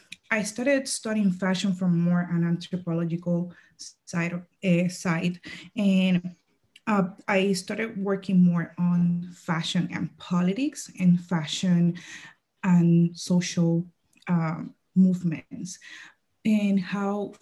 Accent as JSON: {"language": "English", "country": "Puerto Rico", "tie": "born or raised there", "also_born_or_lived": "Dominican Republic / New York", "moved": "as an adult", "lives_now": "United States", "said": "I am from Puerto Rico. I was born and raised in Puerto Rico."}